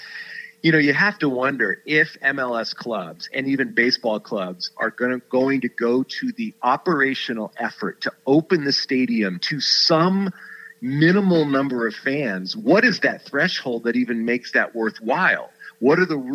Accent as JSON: {"language": "English", "region": "Southern California", "country": "United States", "tie": "born or raised there", "said": "growing up in Southern California in the shadow of the Rose Bowl"}